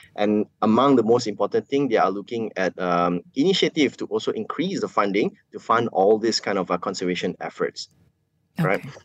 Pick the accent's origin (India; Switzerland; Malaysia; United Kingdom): Malaysia; everyday Malaysian, all of us as Malaysian